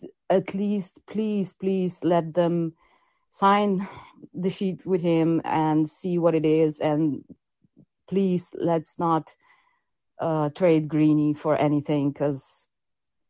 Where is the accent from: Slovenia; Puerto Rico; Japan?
Slovenia; I'm from Slovenia